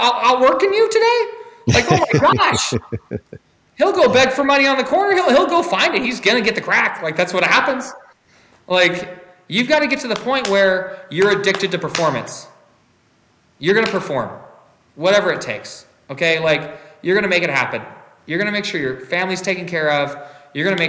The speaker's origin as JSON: {"language": "English", "country": "United States", "tie": "born or raised there", "also_born_or_lived": "Hungary", "said": "I was born in the United States"}